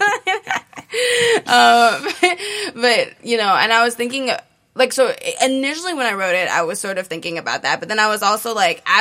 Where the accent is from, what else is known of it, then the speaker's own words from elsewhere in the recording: Hawaii, United States; growing up in Hawaii